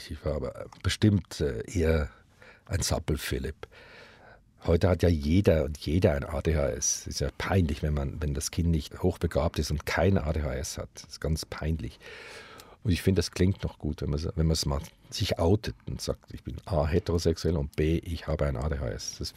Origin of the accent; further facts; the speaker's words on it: Switzerland; dass wo immer wir hinkamen in Deutschland und sagten, hallo, wir kommen aus der Schweiz, gingen alle Türen auf.